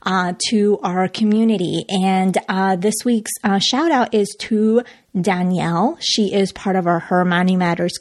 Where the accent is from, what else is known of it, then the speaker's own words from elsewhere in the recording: Colombia; now in United States; since I was a little girl, growing up in Colombia